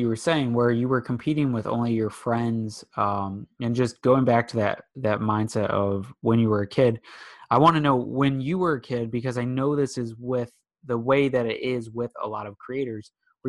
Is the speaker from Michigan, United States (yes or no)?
yes; West Bloomfield, Michigan, United States; Yeah, I'm West Bloomfield area.